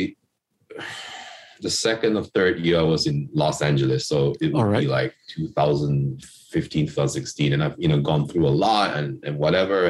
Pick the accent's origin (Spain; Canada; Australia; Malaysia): Malaysia; Kuching, Sarawak; moved away; I'm from Kuching, which is on Borneo Island, which is part of Malaysia and, you know, Sarawak